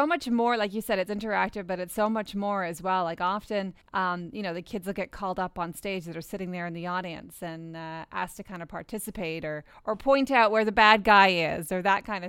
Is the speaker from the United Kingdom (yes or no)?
yes; England, United Kingdom; moved away; I grew up in England